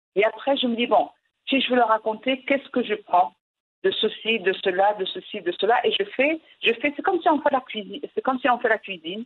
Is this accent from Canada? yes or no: no; Morocco; first language Moroccan Arabic; French is a second language; now in France; je suis une femme, je suis marocaine, je suis arabe, je vis en France